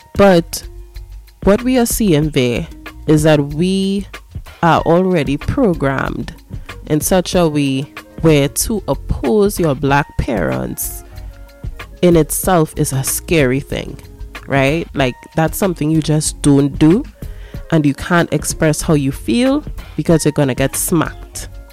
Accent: Trinidad & Tobago; I am black, I am Afro Trinidadian or Trinbagonian

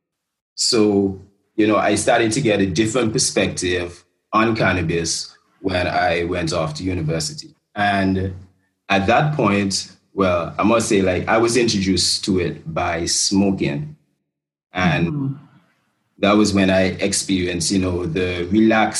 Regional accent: Antigua & Barbuda; growing up in Antigua

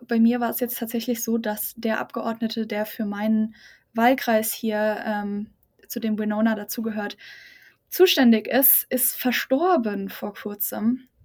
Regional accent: near Aschaffenburg, Lower Franconia, Bavaria, Germany; moved away; ich komme aus der Nähe von Aschaffenburg in Bayern, ähm, Unterfranken.

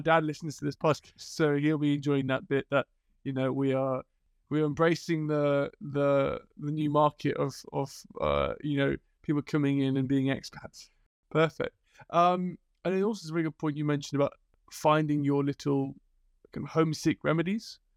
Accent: Liverpool, North West England, United Kingdom; I grew up in Liverpool

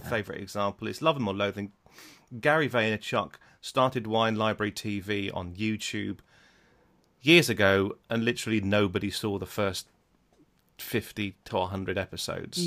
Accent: Netherlands; moved away; I was brought up in Holland

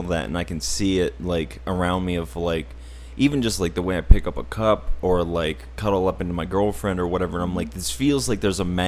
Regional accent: Auburn, United States; I was raised in Auburn on a little farm.

